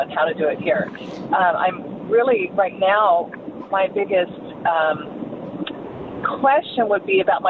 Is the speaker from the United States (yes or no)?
yes; the Northwest, Pacific Northwest, United States; moved away as an adult; now in Paradise Valley, United States; I'm new to the area. I'm from the Northwest.